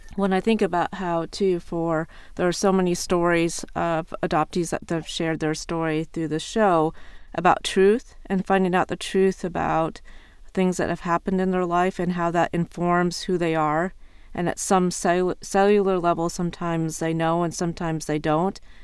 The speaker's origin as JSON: {"language": "English", "region": "Iowa", "country": "United States", "tie": "born or raised there", "moved": "as an adult", "lives_now": "Ohio, United States", "said": "growing up in Iowa"}